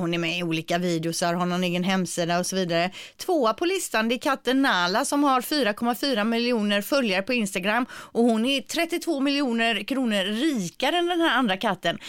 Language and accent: Swedish; Gothenburg, Västra Götaland, Sweden; accent: göteborgska; min göteborgska